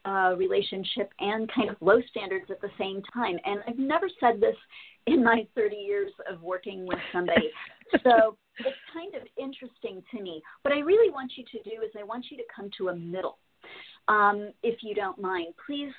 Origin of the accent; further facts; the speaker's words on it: Miami-Fort Lauderdale area, Florida, United States; I was raised in the Miami-Fort Lauderdale area